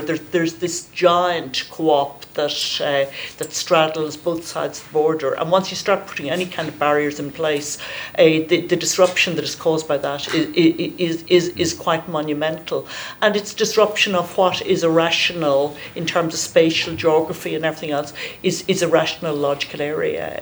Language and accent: English; near Crossmaglen, Northern Ireland, United Kingdom; I grew I grew up in Carton Cross, which uh, you know is is is is about ten miles from Crossmaglen